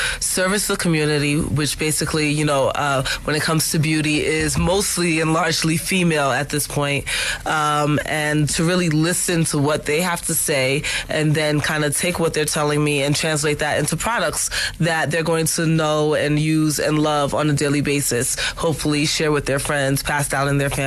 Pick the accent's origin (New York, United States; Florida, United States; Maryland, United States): New York, United States; I'm a New Yorker